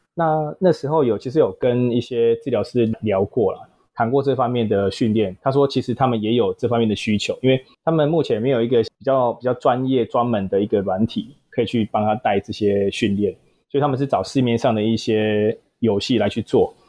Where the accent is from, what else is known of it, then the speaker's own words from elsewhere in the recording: southern Taiwan, Taiwan; 本身南部人啊，所以求学阶段啦，然后也没有到北部，北部过，然后也是土生土长的南部人